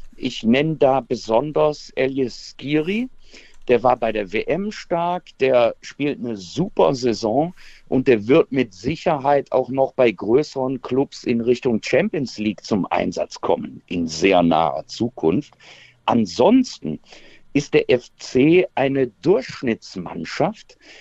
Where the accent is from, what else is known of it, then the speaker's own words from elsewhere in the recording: Aachen, North Rhine-Westphalia, Germany; moved away; ich bin natürlich ein Kind des Rheinlandes